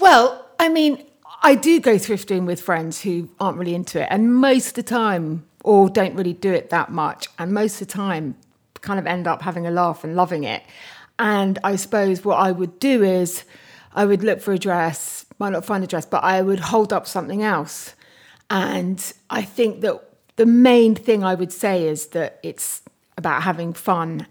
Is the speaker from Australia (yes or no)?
no; Bath, South West England, United Kingdom; I grew up in Bath and near Bath, actually, in Somerset, near, actually just outside Bruton